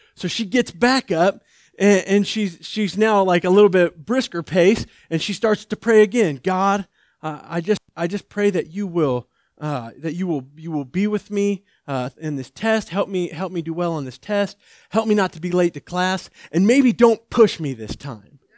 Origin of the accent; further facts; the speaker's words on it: outside of Atlanta, Georgia, United States; I was born outside of Atlanta, Georgia, uh, in the back of a pickup truck